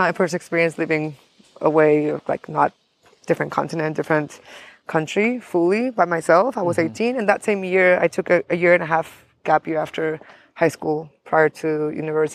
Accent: Mexico; also born or lived in United States; growing up in Mexico, we're very sheltered in the way of everybody's Mexican

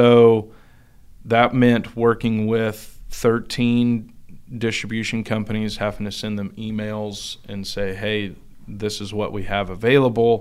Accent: Claremore, Oklahoma, United States; also born or lived in Catoosa, Oklahoma; I'm from, well, Catoosa and Claremore and that area. So I've grown up in that area for my whole entire life

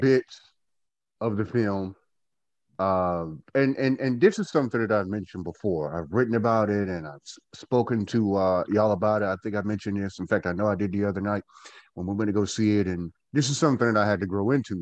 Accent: Goldsboro, North Carolina, United States; moved away as an adult; now in Winston-Salem, United States; I am from Goldsboro, North Carolina, born and bred Goldsboroian

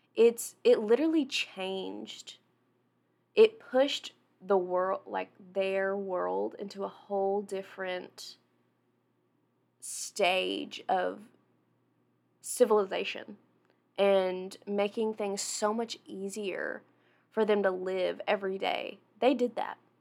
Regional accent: Jonesboro, United States; moved away; I'm from Jonesboro, which is like two hours away

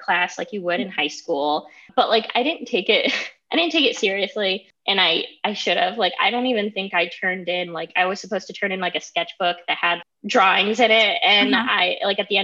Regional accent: Toledo, Ohio, United States; also born or lived in Holland, Ohio; I'm from the Toledo area. I actually grew up in Springfield Township, and I lived in a little place like that was Holland.

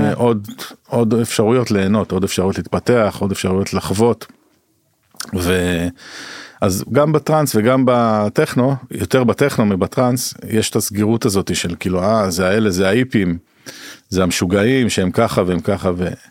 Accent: Jerusalem, Jerusalem District, Israel; now in Tel Aviv, Israel; אני במקור ירושלמי, אני גר בתל אביב, עכשיו עובר לפרדס חנה

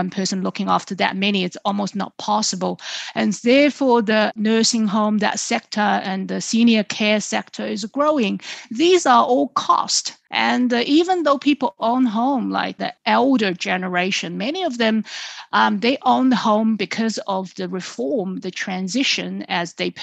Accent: Suzhou, Jiangsu, China; my hometown Suzhou nearby in Jiangsu province

